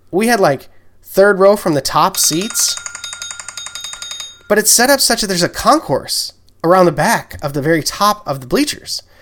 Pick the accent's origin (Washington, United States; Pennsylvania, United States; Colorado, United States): Washington, United States; Seattle; I'm here to scout. I'm from Seattle.